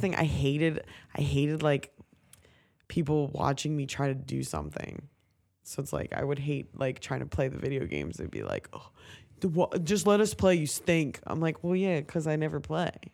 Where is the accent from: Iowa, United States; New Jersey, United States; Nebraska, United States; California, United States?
New Jersey, United States; Ocean City; I grew up in Ocean City